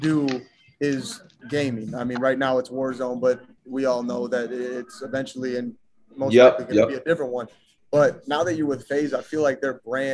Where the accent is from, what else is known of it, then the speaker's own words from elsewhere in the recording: Wisconsin, United States; I'm from Wisconsin